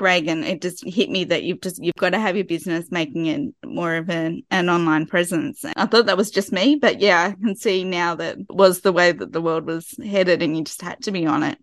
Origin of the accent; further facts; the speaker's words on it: Sydney, New South Wales, Australia; this is my hometown. Well, Sydney